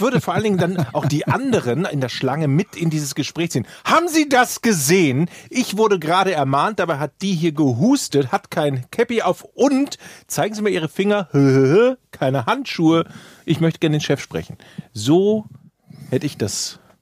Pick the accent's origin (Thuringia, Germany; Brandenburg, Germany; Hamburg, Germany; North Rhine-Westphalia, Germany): North Rhine-Westphalia, Germany; Ratingen; Ich komme ja aus Rating